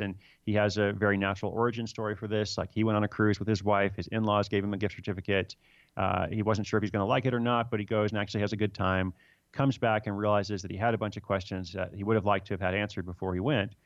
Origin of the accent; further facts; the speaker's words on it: United States; also born or lived in Sierra Leone; I'm American